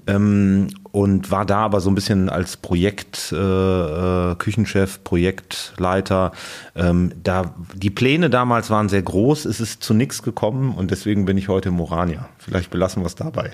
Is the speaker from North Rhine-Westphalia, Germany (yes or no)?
yes; Cologne, North Rhine-Westphalia, Germany; now in Berlin, Germany; ich als gebürtiger Kölner